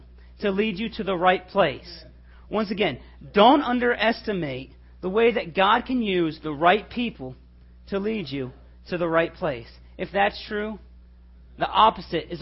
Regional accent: Little Rock, Arkansas, United States; I was born in Little Rock, Arkansas.

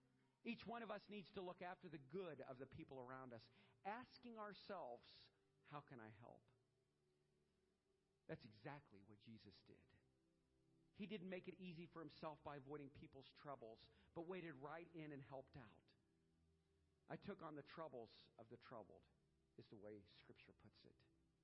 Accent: Louisiana, United States; now in Aurora, United States; I'm from Louisiana. I came up here, live in Aurora, Ohio, and I took on this job.

